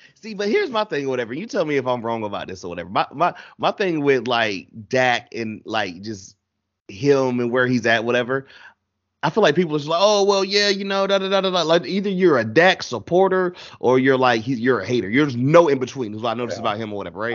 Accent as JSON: {"language": "English", "country": "United States", "tie": "born or raised there", "said": "I was born and raised just Carolina everything."}